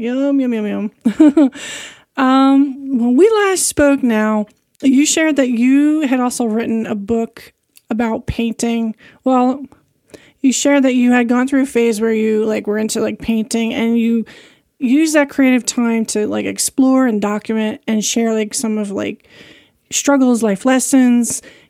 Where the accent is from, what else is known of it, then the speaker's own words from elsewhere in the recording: New York, United States; I'm from New York, so originally.